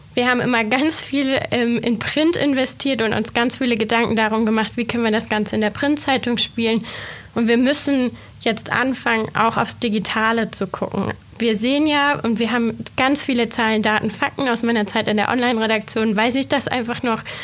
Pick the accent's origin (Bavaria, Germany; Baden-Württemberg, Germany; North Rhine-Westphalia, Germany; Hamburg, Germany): Baden-Württemberg, Germany; Reutlingen; moved away as an adult; also born or lived in Tübingen / Göttingen; now in Braunschweig, Germany; Ich komme gebürtig gar nicht hier aus der Region, sondern ich bin Schwäbin. Ich komme ursprünglich aus Reutlingen